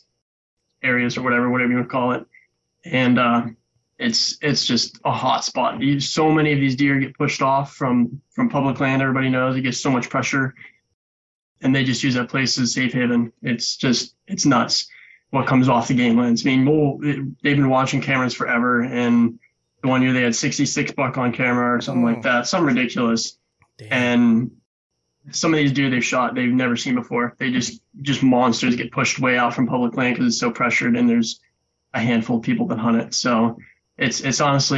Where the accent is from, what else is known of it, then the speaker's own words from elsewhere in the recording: Western Pennsylvania, United States; I'm from Western Pennsylvania, born and raised here